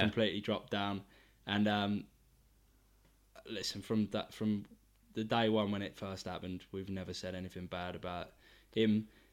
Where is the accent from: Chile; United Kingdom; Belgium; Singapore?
United Kingdom; England; being English